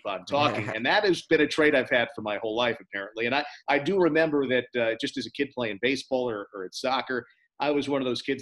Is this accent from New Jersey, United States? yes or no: yes; New Jersey, United States; Growing up in New Jersey